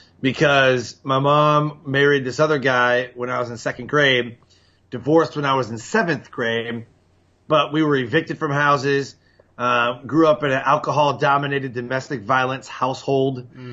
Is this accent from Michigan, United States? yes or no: yes; Detroit, Michigan, United States; born there; Yeah, I was born in Detroit at Holy Cross Hospital. Oh, and, you know, we lived there for a couple of years.